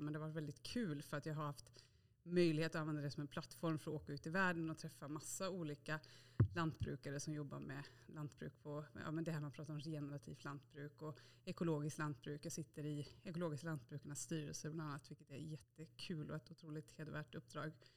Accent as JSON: {"language": "Swedish", "town": "Bokenäs", "region": "Västra Götaland", "country": "Sweden", "tie": "born or raised there", "said": "Jag är ju född och uppvuxen i Bokenäs i Bohuslän, så på landet."}